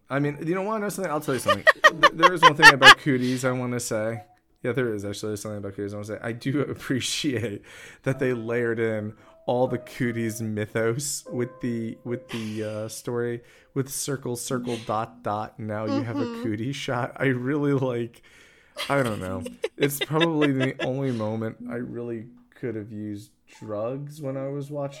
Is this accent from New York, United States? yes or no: yes; New York, United States; it's because I'm from New York